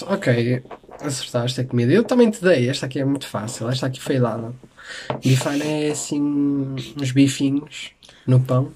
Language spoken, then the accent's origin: Portuguese; Porto, Norte, Portugal; eu sou um tripeiro, porque eu sou do Porto